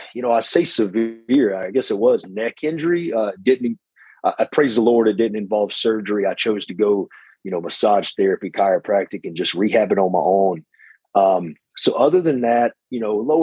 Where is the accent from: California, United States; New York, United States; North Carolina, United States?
North Carolina, United States; Hickory; I'm from small town Hickory, North Carolina.